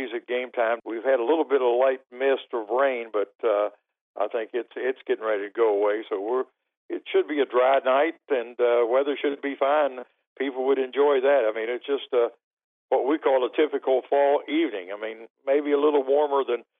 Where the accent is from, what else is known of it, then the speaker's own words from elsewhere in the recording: Milton, West Virginia, United States; moved away as an adult; now in Louisiana, United States; I grew up in the Milton area